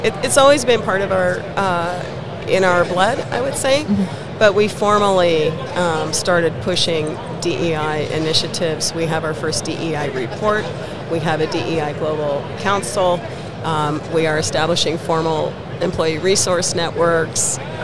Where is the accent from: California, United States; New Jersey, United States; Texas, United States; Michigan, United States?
California, United States; San Jose; moved away as an adult; now in Denver, United States; I'm originally from the Bay Area in California, mm-hmm. San Jose uh, Bay Area